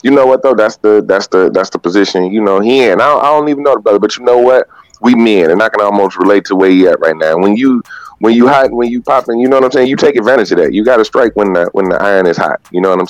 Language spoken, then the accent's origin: English; Chicago, Illinois, United States